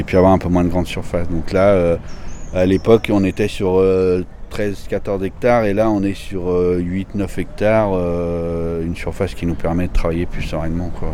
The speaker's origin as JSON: {"language": "French", "area": "Beaujolais", "region": "Auvergne-Rhône-Alpes", "country": "France", "tie": "born or raised there", "said": "je suis natif d'Audena donc oui, je suis natif du Beaujolais"}